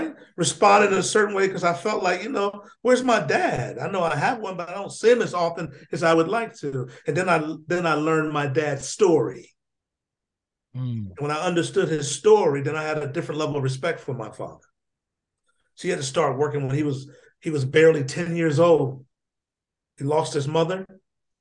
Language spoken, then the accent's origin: English; Union, South Carolina, United States; Born in a small town called Union, South Carolina. I lived there with my brothers and sisters, my cousins, my aunts, my uncles, and my grandmother.